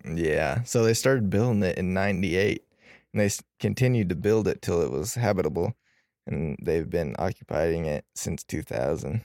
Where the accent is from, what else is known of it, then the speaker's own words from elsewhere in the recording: Indiana, United States; since I'm from Indiana